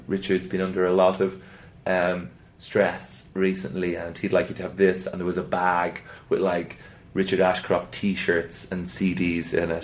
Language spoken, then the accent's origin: English; Ireland; moved away; in the south where I grew up in in Southern Ireland